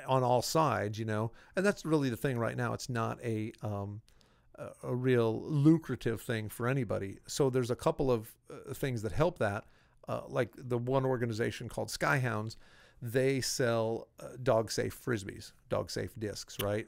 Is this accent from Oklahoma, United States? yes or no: no; Iowa, United States; I grew up in Iowa